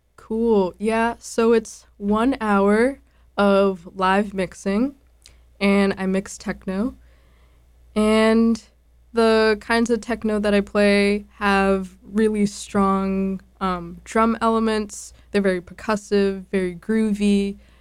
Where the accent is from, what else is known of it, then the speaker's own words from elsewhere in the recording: Boston, Massachusetts, United States; I grew up in Dorchester, born and raised